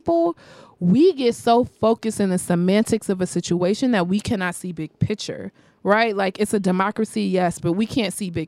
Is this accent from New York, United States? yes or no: yes; New York, United States; I grew up in New York